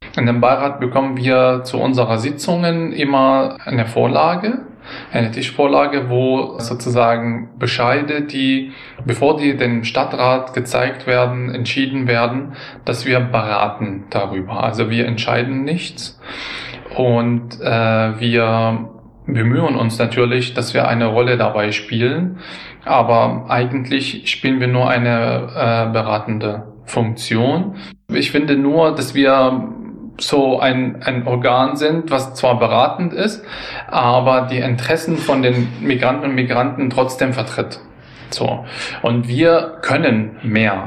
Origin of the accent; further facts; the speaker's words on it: Syria; now in Germany; Ich war auch Syrer. Ich bin dann später eingebürgert wurden.